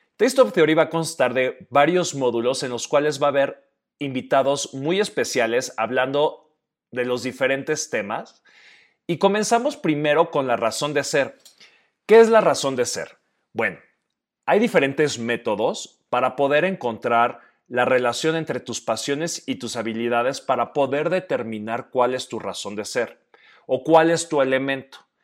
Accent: Oaxaca, Mexico; also born or lived in Guadalajara; un oaxaqueño de 39 años

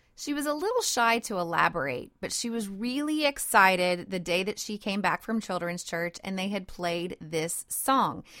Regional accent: Cajun country, South Louisiana, United States; I'm a Cajun girl, and I live in Cajun country in South Louisiana

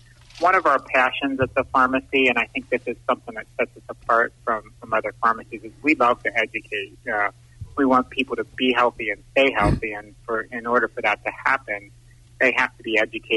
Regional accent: Waynesboro, Pennsylvania, United States; I was a graduate from Waynesboro High School back three decades ago now

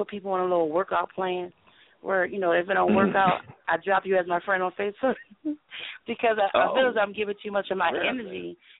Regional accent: New Zealand; I'm Kiwi.

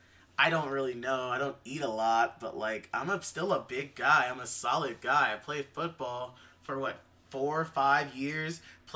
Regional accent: Lancaster, California, United States; also born or lived in Inglewood; I was born in Inglewood, but then, like, I don't even remember my age, how fast my family moved to Lancaster. You know, it's still in California, not Pennsylvania.

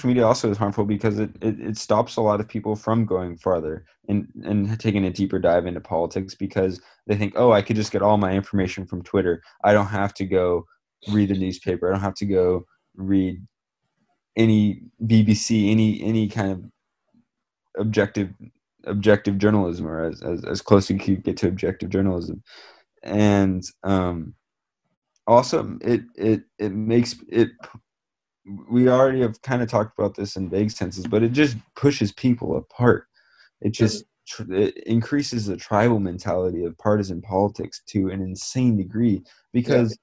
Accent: Bay Area, California, United States; I grew up in the Bay Area

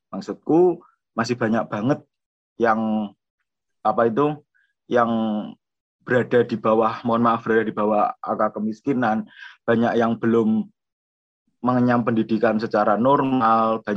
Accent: Madiun, East Java, Indonesia; now in Jember, Indonesia; aku asli Madiun dan kebetulan aku kuliah di Jember, aku di FISIP jurusan sosiologi.

